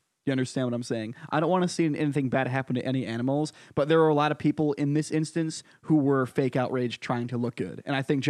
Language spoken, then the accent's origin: English; Connecticut, United States; Oh, my home state.